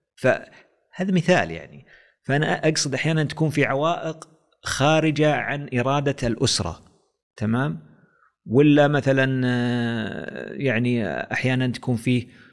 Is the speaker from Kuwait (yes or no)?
no; Saudi Arabia; احنا في السعوديه